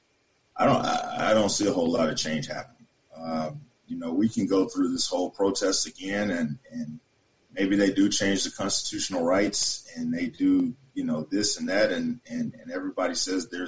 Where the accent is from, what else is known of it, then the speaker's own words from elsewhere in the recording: the South, United States; moved away; also born or lived in Great Falls, Montana; I'm from the South. I know my mom raised me, single mom.